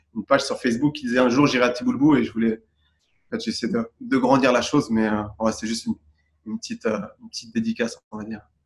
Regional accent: Boulogne-Billancourt, Île-de-France, France; moved away; also born or lived in Gabès, Tunisia / Dubai, United Arab Emirates; j'ai grandi à Boulogne-Billancourt à Paris

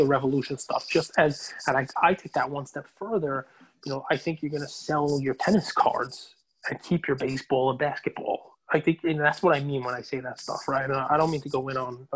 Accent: New York, United States; I'm from New York

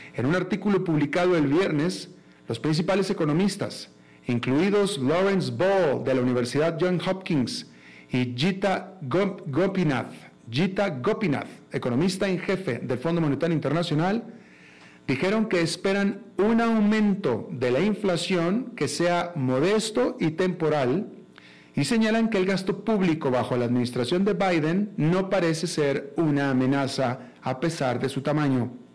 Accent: Monterrey, Nuevo León, Mexico; moved away; yo soy de Monterrey, todos todos mis amigos de Monterrey de la infancia

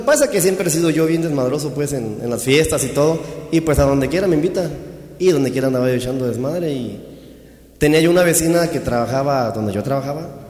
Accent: Chiapas, Mexico; Yo soy de Chiapas, originario de Chiapas.

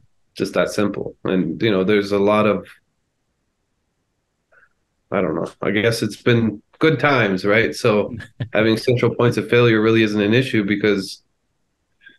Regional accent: United States; I'm an American

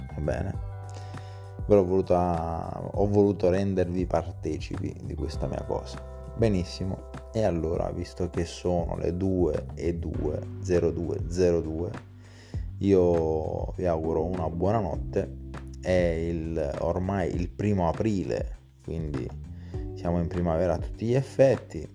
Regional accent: Italy; accent: half Neapolitan, between Neapolitan and Massese; also born or lived in Massa; parlo ancora un mezzo napoletano, tra napoletano e massese

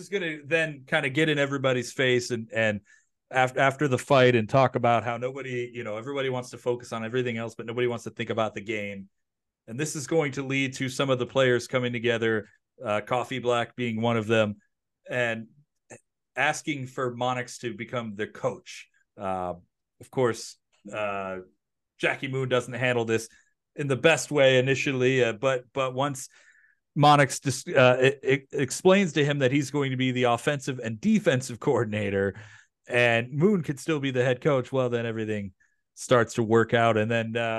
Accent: Holland, Michigan, United States; growing up in Holland

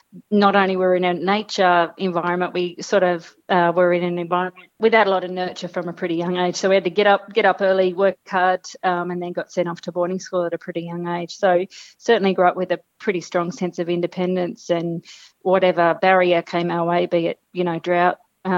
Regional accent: Brewarrina, New South Wales, Australia; now in Toowoomba, Australia; So I'm from Western New South Wales of the Outback, Brewarrina, which is a town of about 2,000 people, Jane. And so I grew up, certainly working with livestock, predominantly sheep, but a few cows.

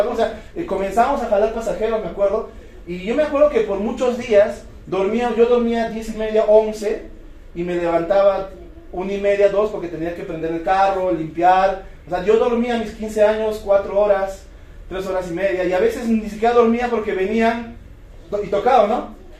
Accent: Cusco, Peru; Yo vengo de la ciudad de Cusco, yo nací, crecí, me reproduje ahí

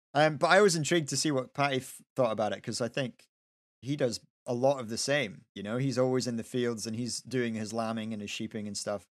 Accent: Kinross, Scotland, United Kingdom; I grew up in Kinross

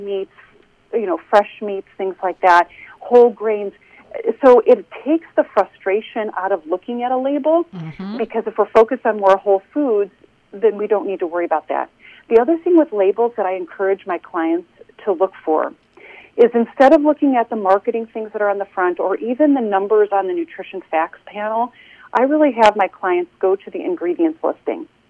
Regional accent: Chicago, Illinois, United States; moved away as an adult; now in Carmel, United States; I grew up in the Chicagoland area

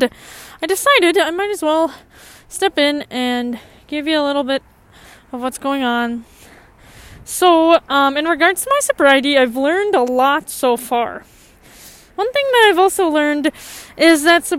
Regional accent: United States; I grew up in the United States

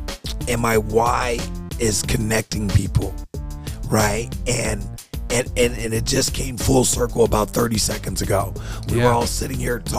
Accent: California, United States; moved away; I'm from California

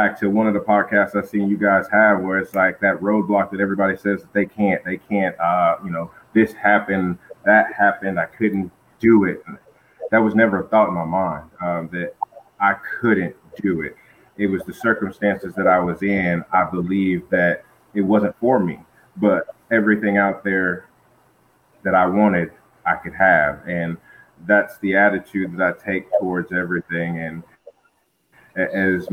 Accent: Flint, Michigan, United States; moved away; also born or lived in Albuquerque, New Mexico; I was born and raised in Flint, Michigan

